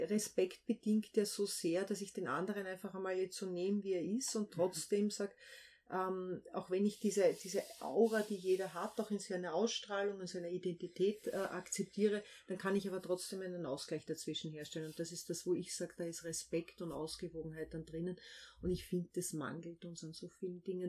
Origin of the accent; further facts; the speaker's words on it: Vienna Woods, just outside Vienna, Lower Austria, Austria; dort, wo ich aufgewachsen bin, was ich auch wirklich als Heimat bezeichne. Also das ist so eine ganz starke Bindung. Das ist knapp außerhalb von Wien, aber definitiv außerhalb von Wien äh, im Wienerwald